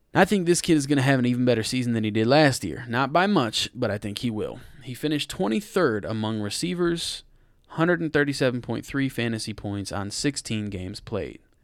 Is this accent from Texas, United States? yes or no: no; Detroit, Michigan, United States; my hometown team's running back